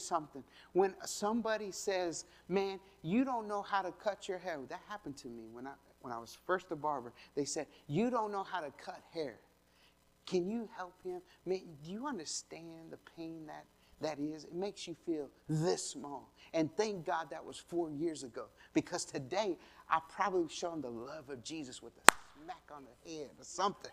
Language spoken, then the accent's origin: English; Colorado, United States; I'm from Colorado.